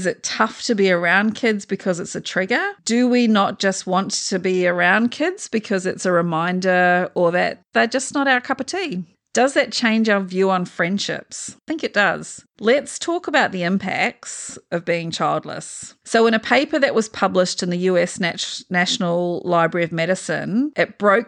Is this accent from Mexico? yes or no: no; New Zealand; now in Australia; Actually, I'm a Kiwi.